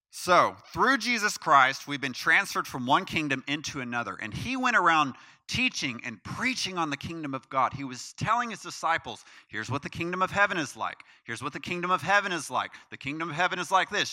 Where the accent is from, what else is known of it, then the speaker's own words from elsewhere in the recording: United States; as an American citizen